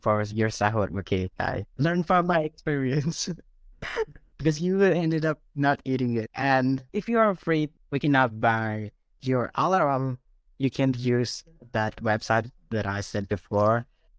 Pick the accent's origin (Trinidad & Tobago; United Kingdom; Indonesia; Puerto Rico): Indonesia; Padang, West Sumatra; Of course, I like food here, but I miss the food in my hometown too.